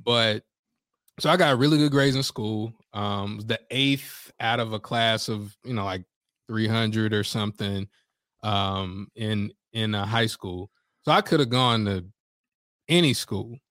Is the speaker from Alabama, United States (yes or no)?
no; Greensboro, North Carolina, United States; I'm from Greensboro and, uh, and I'm black